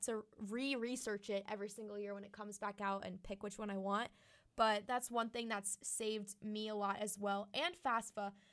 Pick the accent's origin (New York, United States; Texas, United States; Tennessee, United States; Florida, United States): Florida, United States; moved away as an adult; now in Auburn, United States; I'm from Florida